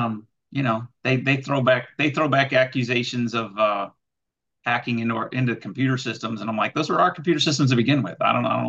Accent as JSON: {"language": "English", "town": "Houston", "region": "Texas", "country": "United States", "tie": "born or raised there", "said": "I am a lifelong Cardinals fan who has grown up and lived his entire life in enemy country. I am in Houston, Texas, home of the now two-time world champion Houston Astros."}